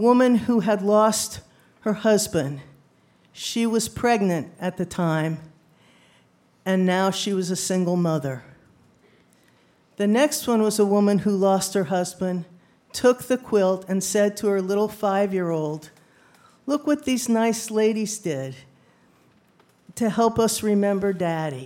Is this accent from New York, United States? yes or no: yes; New Rochelle, New York, United States; New Rochelle. I said, me too.